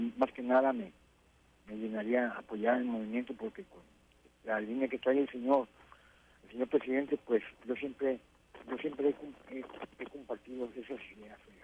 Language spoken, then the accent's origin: Spanish; Guadalajara, Jalisco, Mexico; moved away as an adult; now in Tijuana, Mexico; soy de Guadalajara, Jalisco, pero tengo aquí radicalidad como 30 años